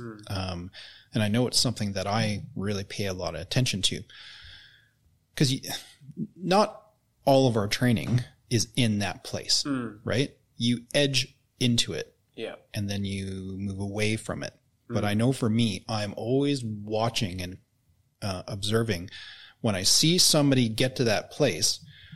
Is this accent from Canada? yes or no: yes; Canada; now in New Zealand; I grew up in Canada